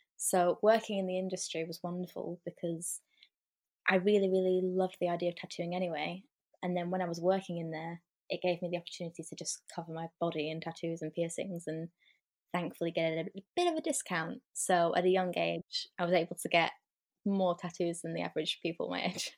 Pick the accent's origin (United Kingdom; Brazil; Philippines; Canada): United Kingdom; Lancashire, North West England; I am from the North, Lancashire, in England